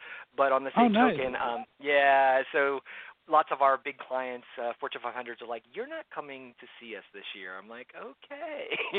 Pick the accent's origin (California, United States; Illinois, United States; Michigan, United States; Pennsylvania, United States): Pennsylvania, United States; Philadelphia; moved away as an adult; now in Central Florida, United States; I grew up in the suburbs of Philadelphia, so I'm a Keystone boy. Stayed there most of my life